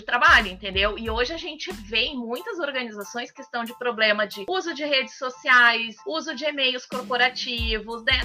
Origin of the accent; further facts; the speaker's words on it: Brazil; como bons brasileiros